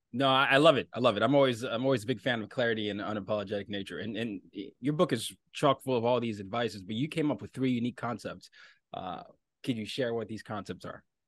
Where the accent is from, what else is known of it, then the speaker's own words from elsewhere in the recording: Nigeria; I'm from Nigeria